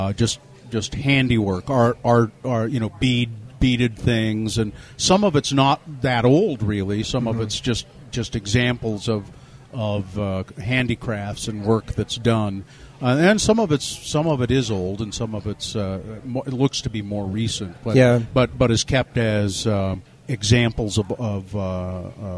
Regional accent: Ogden, Utah, United States; When I was a little kid, I remember I grew up in Ogden.

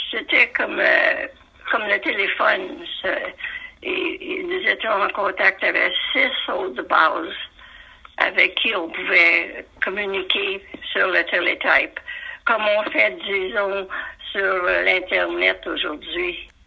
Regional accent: Montreal, Quebec, Canada; also born or lived in Ottawa / Gander Bay; vu que j'étais de Montréal

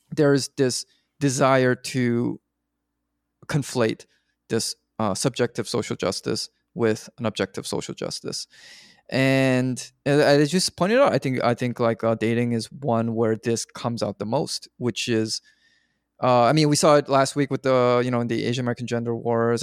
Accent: Canada; I'm Canadian

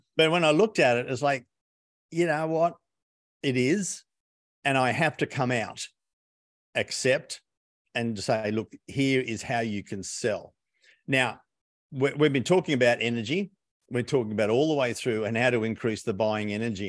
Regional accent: Australia; Being an Aussie

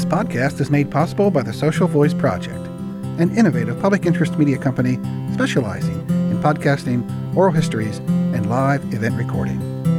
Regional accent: Crabtree, Pennsylvania, United States; first language Italian; English is a second language; Crabtree, Pennsylvania. The people in that town, there's about 10 families from the same town, or near, they knew each other. It was all Italian, 100%. Well, I learned English at first grade

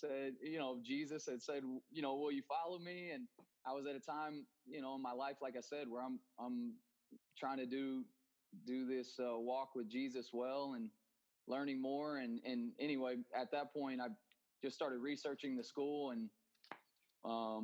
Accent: Denton, Texas, United States; moved away as an adult; now in Dominican Republic; I grew up in Denton, Texas, just north of Dallas.

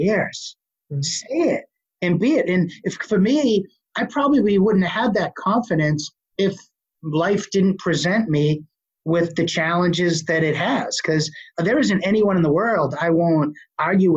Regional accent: Boston, Massachusetts, United States; accent: Boston; I still have a horrible Boston accent

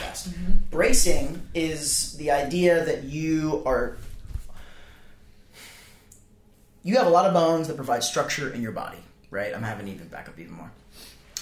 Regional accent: the South, United States; I'm from the South

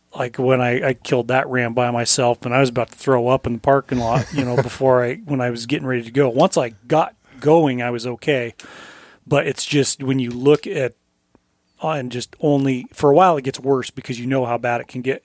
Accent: Colorado, United States; moved away; As I was growing up in Colorado

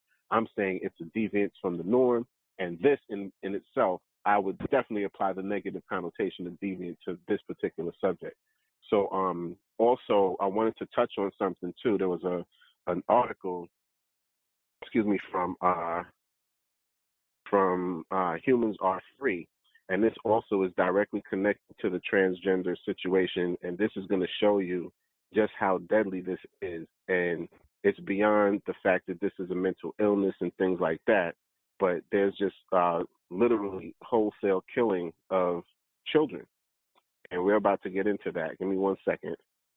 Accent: New York City, New York, United States; I knew a couple of them growing up in Brooklyn

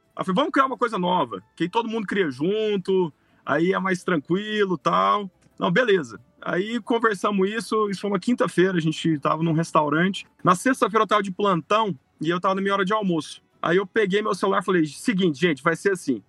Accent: Brazil; sou brasileiro, eu amo o Brasil, eu sou apaixonado pela nossa terra

